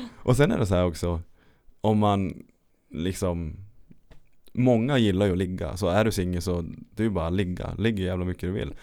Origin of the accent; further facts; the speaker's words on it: Lapland, Sweden; moved away; also born or lived in Örebro; jag är från Lappland